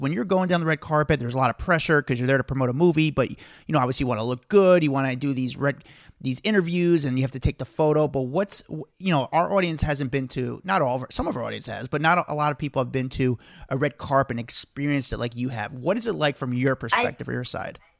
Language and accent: English; New Jersey, United States; I'm from Jersey